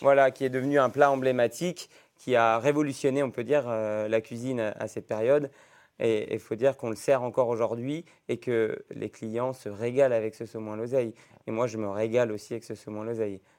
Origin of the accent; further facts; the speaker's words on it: Roanne, Auvergne-Rhône-Alpes, France; moved away as an adult; now in Iguerande, France; je suis né à Rouen il y a maintenant euh, bientôt 30 ans